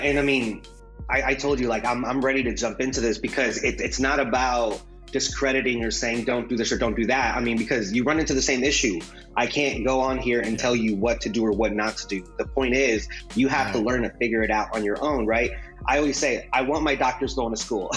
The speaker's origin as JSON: {"language": "English", "town": "Fort Wayne", "region": "Indiana", "country": "United States", "tie": "born or raised there", "also_born_or_lived": "Juarez, Mexico", "first_language": "Spanish", "second_language": "English", "said": "The place we were from in Mexico, Juarez, a uh, very violent place, not a good place to raise kids. So, you know, my parents came here uh, to the U.S. at the age of five, came here to, to Fort Wayne, and kind of grew up um, in the very traditional sense"}